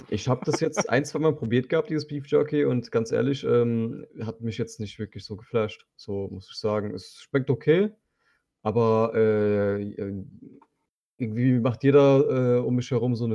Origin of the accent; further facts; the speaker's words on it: Turkey; Und das sage ich als Türke.